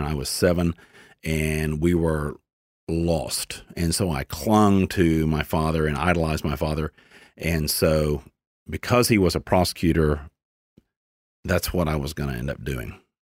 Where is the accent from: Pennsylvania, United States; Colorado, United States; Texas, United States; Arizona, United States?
Texas, United States; Dallas; I was born in Dallas